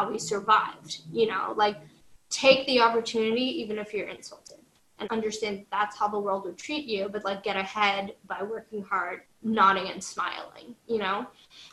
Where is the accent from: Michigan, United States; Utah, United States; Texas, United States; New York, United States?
New York, United States; New York City; this urban girl from New York City, from Washington Heights